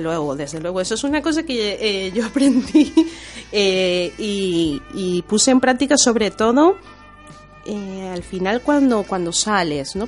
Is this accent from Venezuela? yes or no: yes; Venezuela; now in Spain; crecí en la cultura eh, venezolana, porque mi madre es venezolana, pero mi padre es italiano